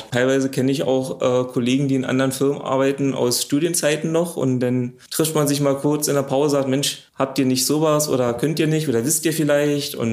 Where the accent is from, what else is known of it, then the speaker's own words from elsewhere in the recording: Brandenburg, Germany; now in Luckenwalde, Germany; komme ursprünglich aus dem Potsdamer Raum und bin jetzt nach Luckenwalde durch den Job hierher gezogen.